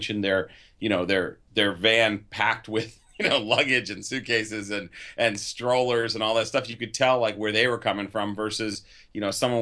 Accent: Phoenix, Arizona, United States; now in California, United States; my friends I grew up with in Phoenix, even though I live out here in California.

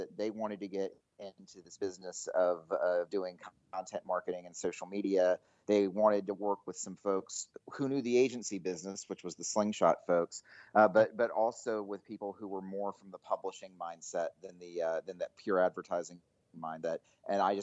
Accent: Greensboro, North Carolina, United States; moved away as an adult; also born or lived in Durham, North Carolina; now in Dallas, United States; I'm originally from Greensboro, North Carolina. I spent my whole childhood there in North Carolina

